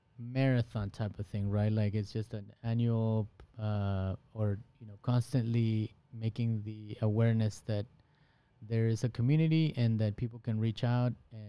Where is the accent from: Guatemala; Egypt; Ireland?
Guatemala; now in Des Moines, United States; I'm from Guatemala